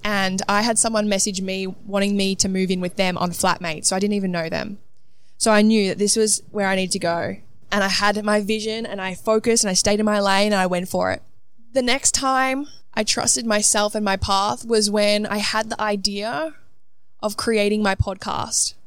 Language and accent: English; Melbourne, Victoria, Australia; moved away as an adult; also born or lived in Gold Coast; now in London, United Kingdom; I grew up in Melbourne, moved to the Gold Coast for two years spontaneously, and then now have moved myself from the Gold Coast to London